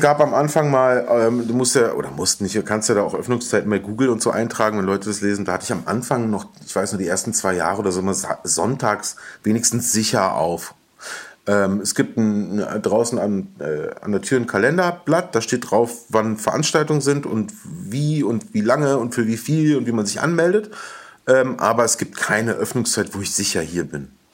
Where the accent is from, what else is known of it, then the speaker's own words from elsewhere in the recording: Berlin, Germany; In Westberlin. In ähm, aufgewachsen in Wilmersdorf in der Schlangenbader Straße